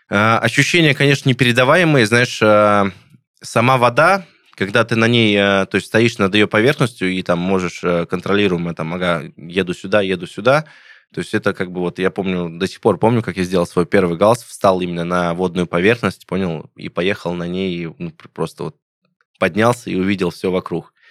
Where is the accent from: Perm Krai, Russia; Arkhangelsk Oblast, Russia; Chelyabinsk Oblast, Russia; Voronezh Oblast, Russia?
Voronezh Oblast, Russia; Voronezh; там в Воронеже катание, ну, в моем родном городе, откуда я